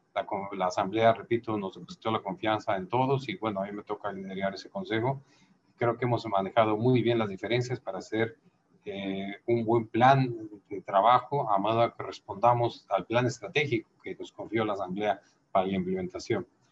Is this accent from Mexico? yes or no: yes; Mexico; en mi caso yo produzco miel y el alimento era un sector estratégico en mi país